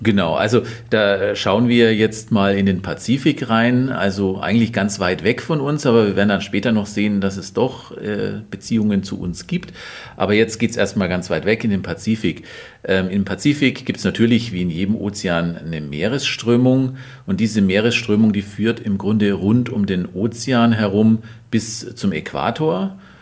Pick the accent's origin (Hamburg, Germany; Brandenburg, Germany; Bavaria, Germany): Bavaria, Germany; Allgäu; ich komme aus dem Allgäu und da bin ich aus meiner Kindheit viel Schnee gewohnt